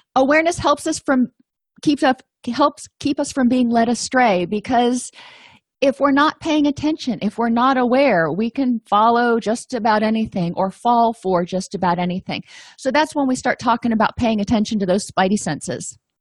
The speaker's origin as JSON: {"language": "English", "region": "the South", "country": "United States", "said": "I'm from the South"}